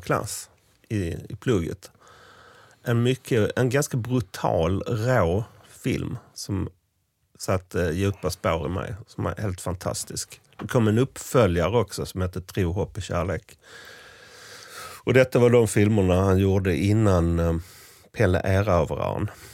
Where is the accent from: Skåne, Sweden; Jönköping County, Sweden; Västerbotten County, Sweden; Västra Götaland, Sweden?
Skåne, Sweden; Sankt Olof; byn Sankt Olof, där jag växte upp